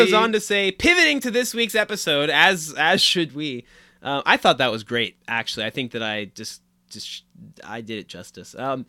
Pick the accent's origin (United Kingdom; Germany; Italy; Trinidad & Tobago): United Kingdom; London; accent: Cockney; with like a strong Cockney accent. I don't think my accent's particularly strong, but I'd enjoy hearing either of you give it a go.